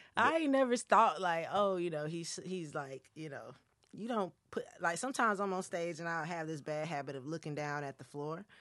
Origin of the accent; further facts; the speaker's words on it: Gaffney, South Carolina, United States; moved away; also born or lived in Hampstead, North Carolina / Chapel Hill, North Carolina / Raleigh, North Carolina; I'm from Gaffney, South Carolina. A, okay. A really little town and I'm from Hampstead, North Carolina as well